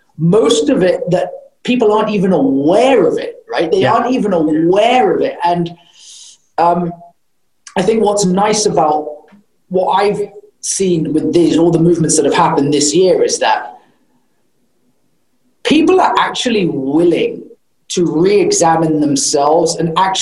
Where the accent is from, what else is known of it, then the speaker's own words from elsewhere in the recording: United Kingdom; moved away; also born or lived in United States (born); I grew up in the UK